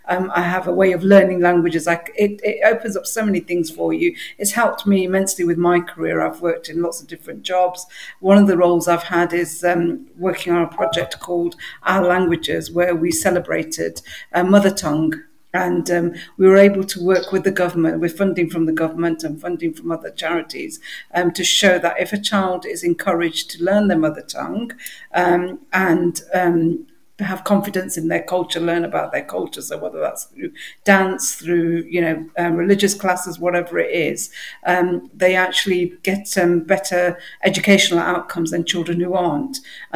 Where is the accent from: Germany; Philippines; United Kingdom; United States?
United Kingdom; Midlands; English is a second language; Okay, so I was born in England, raised in England, and brought up in the Midlands